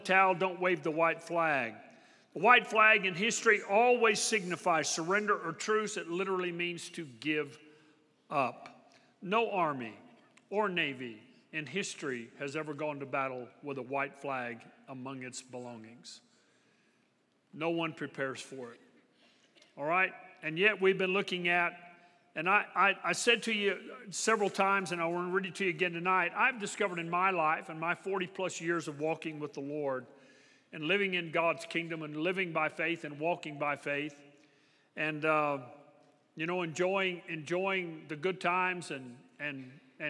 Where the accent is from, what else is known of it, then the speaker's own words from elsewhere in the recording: Texas, United States; I'm from Texas